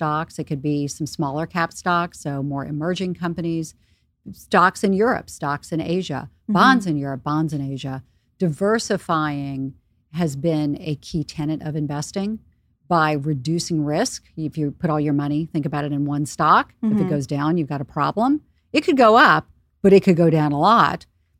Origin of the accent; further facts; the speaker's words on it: Charleston, South Carolina, United States; now in New York, United States; I grew up in Charleston, South Carolina, in a, you know, pretty patriarchal community where the idea and concept of working in investing or Wall Street just didn't exist. Moving to New York, that idea didn't exist.